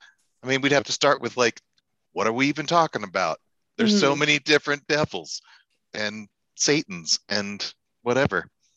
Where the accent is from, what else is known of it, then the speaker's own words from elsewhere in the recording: Virginia, United States; I also grew up Baptist, but in Virginia